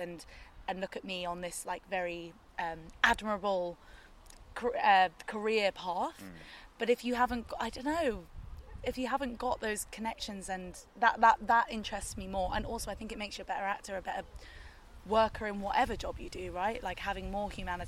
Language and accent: English; London, United Kingdom; I was in like southwest London